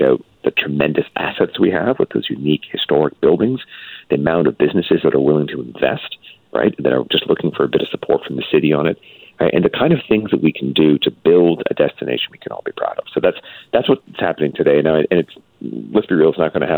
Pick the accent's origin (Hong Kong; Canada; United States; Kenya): Canada; British Columbia; we as British Columbians